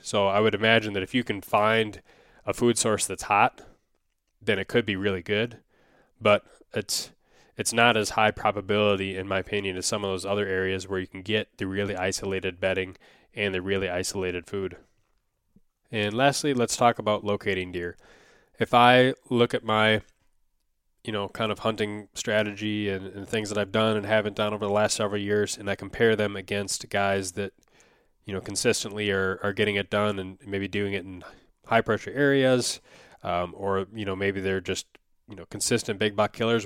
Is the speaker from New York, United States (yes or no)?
no; Wisconsin, United States; growing up in Wisconsin